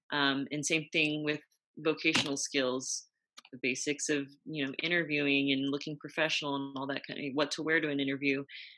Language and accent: English; Yorba Linda, California, United States; In Yorba Linda, California.